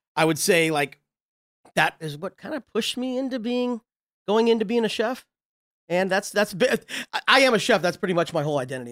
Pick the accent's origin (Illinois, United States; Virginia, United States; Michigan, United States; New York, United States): Illinois, United States; Ottawa; moved away; I'm from originally Ottawa, Illinois, which is outside of Chicago.